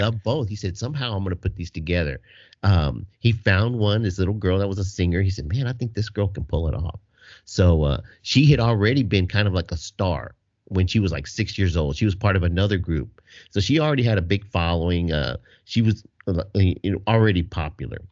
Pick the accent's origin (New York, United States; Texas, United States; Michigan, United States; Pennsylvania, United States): Texas, United States; I'm from Texas